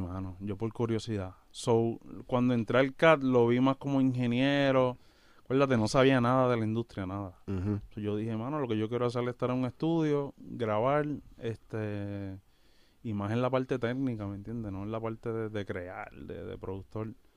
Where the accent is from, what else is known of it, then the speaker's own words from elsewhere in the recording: Yauco and Ponce, southern Puerto Rico, Puerto Rico; moved away as an adult; also born or lived in Bayamón, Puerto Rico; Somos del sur de Puerto Rico, de Yauco y de Ponce.